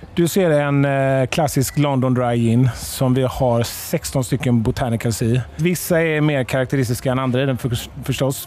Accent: Halland County, Sweden; now in Malmö, Sweden; Jag och Per vi kommer från norra Halland. Vi bor nere i Skåne båda två.

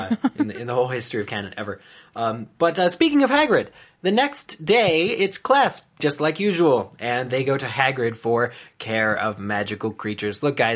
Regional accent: East Coast, United States; moved away; sorry, I'm from the East Coast originally. We say waft.

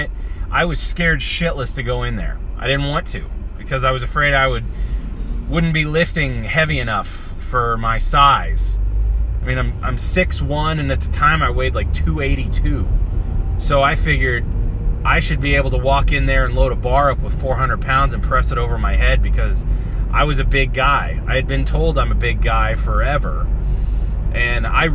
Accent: Kansas, United States; moved away; also born or lived in northern Minnesota; I'm from Kansas, and we call it casserole

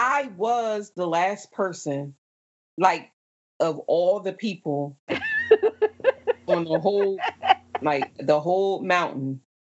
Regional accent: New Jersey, United States; They were like, oh, where are you from? I was like, New Jersey.

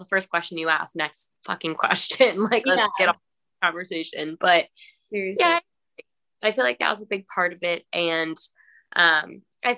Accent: Mashpee, Massachusetts, United States; I'm from Mashpee.

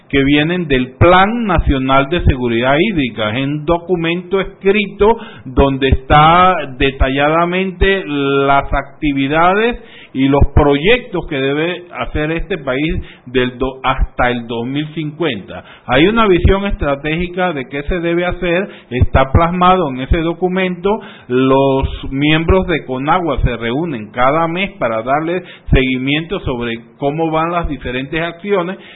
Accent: Panama

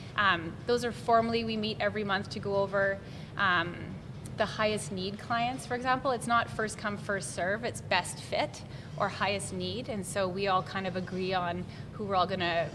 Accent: Lloydminster, Canada; I remember growing up in Lloyd

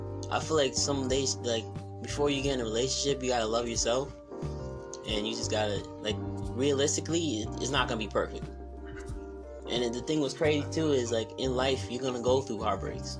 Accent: Warwick, New York, United States; moved away as an adult; also born or lived in Bronx, New York / Jacksonville; I was born in the Bronx, but we moved up here in Warwick.

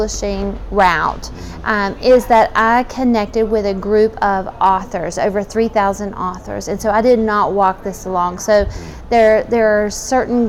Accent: Liberty, South Carolina, United States; I grew up here in Liberty

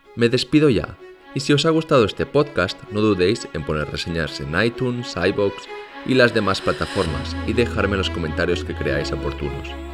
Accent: Barcelona, Catalonia, Spain; now in South Korea; yo soy de Barcelona

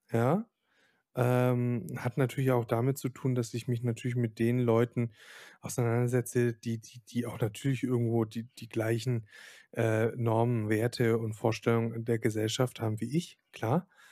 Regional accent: Silesian Voivodeship, Poland; moved away; ich bin ja selber Pole

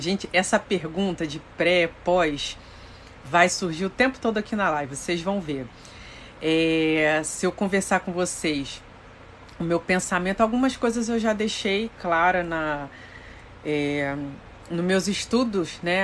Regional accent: Rio de Janeiro, Brazil; Sou do Rio de Janeiro

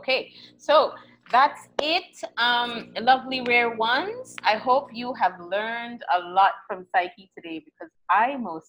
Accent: St. Kitts & Nevis; I'm from St. Kitts

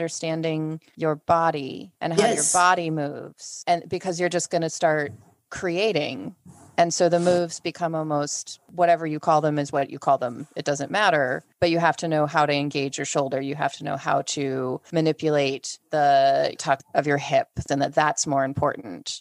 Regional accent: United States; as an American

